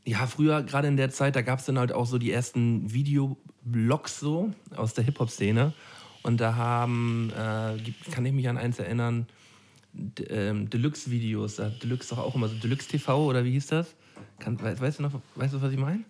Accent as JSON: {"language": "German", "town": "Flensburg", "region": "Schleswig-Holstein", "country": "Germany", "tie": "born or raised there", "moved": "yes", "said": "im Urlaub in Flensburg, also in meiner Heimat"}